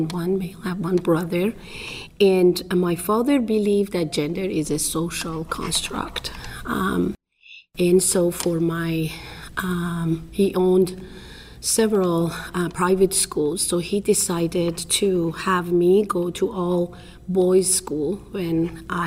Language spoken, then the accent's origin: English; Iran; English is a second language; moved away as an adult; now in United States; I'm originally from Iran.